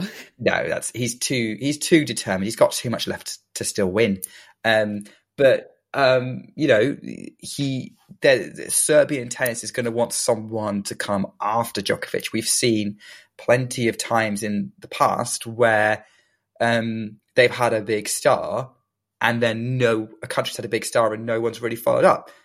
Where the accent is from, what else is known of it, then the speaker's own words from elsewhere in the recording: United Kingdom; being British